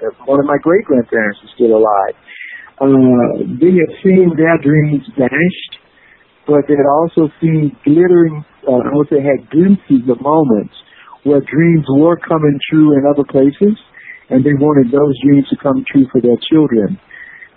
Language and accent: English; Mississippi Delta, United States; as a young boy growing up in the Delta